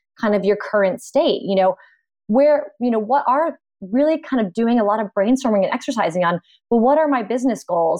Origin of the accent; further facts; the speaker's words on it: Boston, Massachusetts, United States; I am originally from Boston